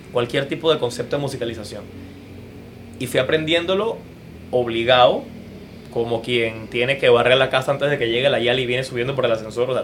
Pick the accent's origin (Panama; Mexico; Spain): Panama; como panameño